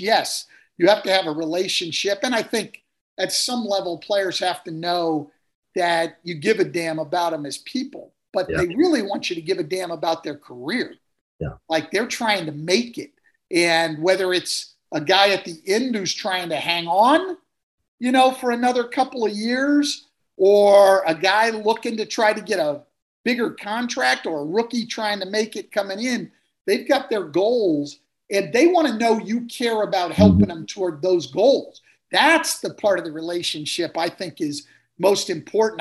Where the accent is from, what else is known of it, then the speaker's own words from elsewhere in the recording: Bay Area, California, United States; I grew up in the Bay Area